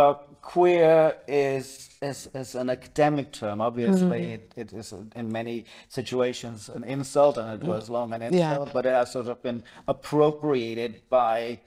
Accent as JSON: {"language": "English", "country": "Germany", "tie": "born or raised there", "also_born_or_lived": "New York", "moved": "as an adult", "lives_now": "Wales, United Kingdom", "said": "when I grew up in Germany"}